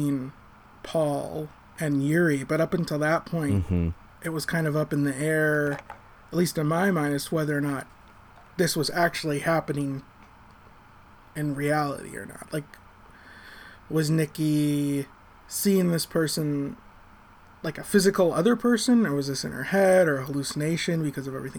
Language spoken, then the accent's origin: English; United States; I'm American